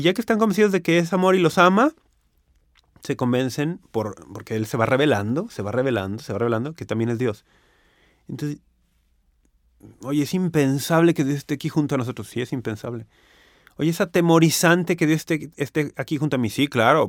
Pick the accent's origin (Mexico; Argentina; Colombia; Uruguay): Mexico; aquí en México